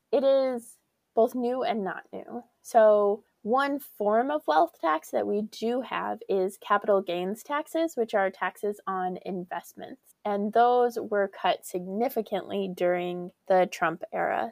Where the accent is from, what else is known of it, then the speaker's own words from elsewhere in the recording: Colorado, United States; growing up in Colorado